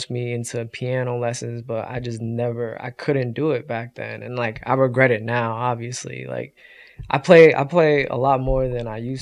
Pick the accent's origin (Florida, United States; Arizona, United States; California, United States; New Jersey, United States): New Jersey, United States; Dover; also born or lived in New York; I grew up in Jersey, like around Dover, Randolph, that area. I moved here when, like, I was born in New York, but we moved here, like, you know, before I turned one. So okay. I was, like, basically raised in Jersey.